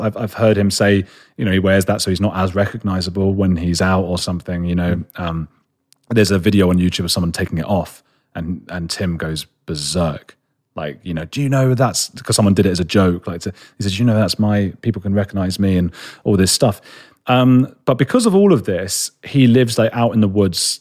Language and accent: English; London, United Kingdom; I'm a boy from London, you know, like, from the, from a city